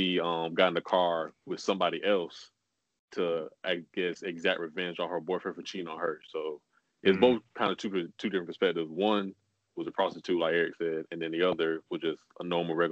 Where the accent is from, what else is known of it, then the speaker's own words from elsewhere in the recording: Compton, California, United States; growing up in Compton.